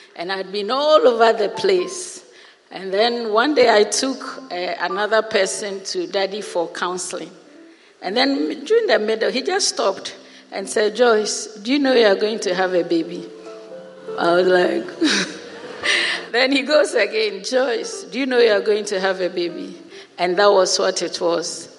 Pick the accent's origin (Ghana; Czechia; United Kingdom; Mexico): Ghana; moved away as an adult; also born or lived in Europe; I came home to Ghana in March